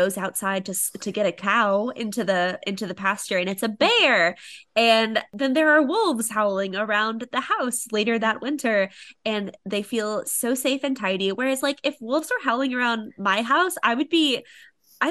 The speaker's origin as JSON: {"language": "English", "town": "Springfield", "region": "Missouri", "country": "United States", "tie": "born or raised there", "said": "I'm from Springfield, Missouri, which is near the Missouri-Arkansas border"}